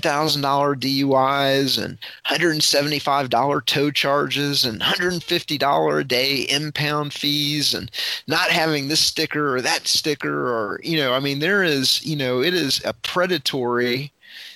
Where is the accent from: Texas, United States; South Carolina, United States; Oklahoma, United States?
Texas, United States; Fort Worth; when I grew up in Fort Worth, Texas, in the you know, mid to late 1980s